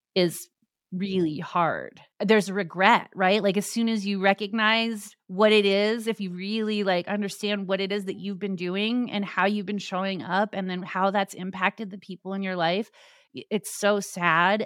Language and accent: English; Tucson, Arizona, United States; I grew up in Tucson, Arizona